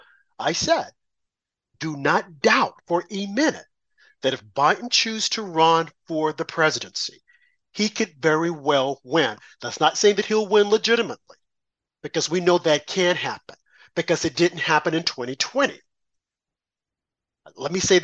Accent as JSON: {"language": "English", "country": "United States", "said": "I'm a black American"}